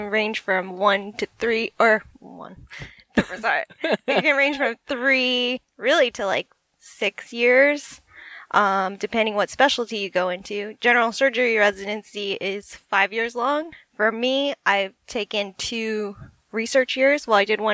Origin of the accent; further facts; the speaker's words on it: Las Vegas, Nevada, United States; now in San Francisco, United States; I am originally from Las Vegas. I'm currently living in San Francisco